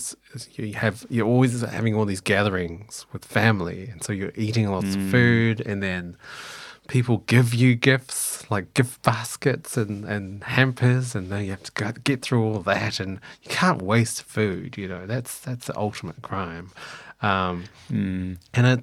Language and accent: English; New Zealand; now in Australia; I am not actually Australian by nationality. I'm a New Zealander. I just have lived in Australia for a long time now